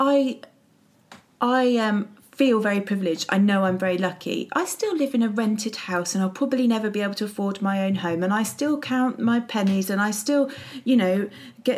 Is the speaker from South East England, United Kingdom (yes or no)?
yes; Windsor, South East England, United Kingdom; moved away; I was brought up in Windsor, which is privileged to the, you know, extreme.